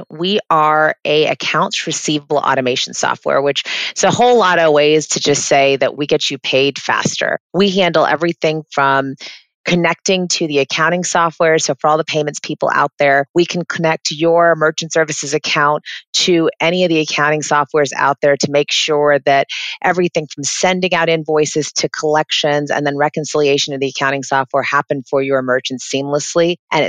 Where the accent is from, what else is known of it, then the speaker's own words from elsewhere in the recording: Florida, United States; also born or lived in England; I kind of grew up everywhere. I was born in England, but have lived kind of all over the States, but majoritarily in Florida.